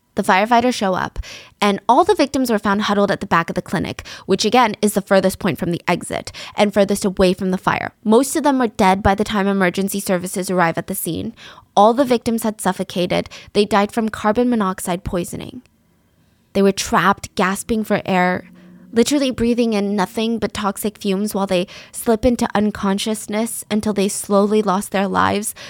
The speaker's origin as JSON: {"language": "English", "country": "United States", "said": "I'm American. I live in America"}